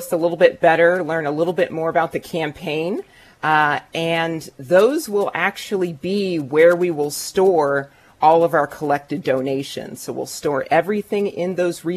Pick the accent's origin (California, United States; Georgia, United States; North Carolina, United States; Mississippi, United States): California, United States; moved away as an adult; also born or lived in Maryland / Washington, District of Columbia, United States; now in Maryland/DC area, United States; I'm originally from California